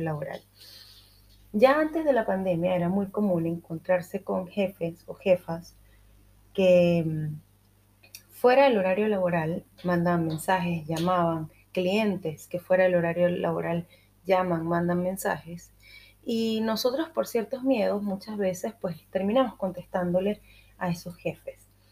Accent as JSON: {"language": "Spanish", "country": "Venezuela", "said": "yo, que soy venezolana"}